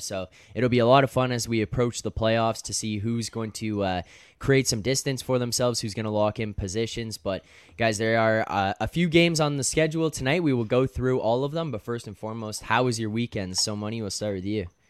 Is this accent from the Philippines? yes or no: no; Canada; a kid growing up in Canada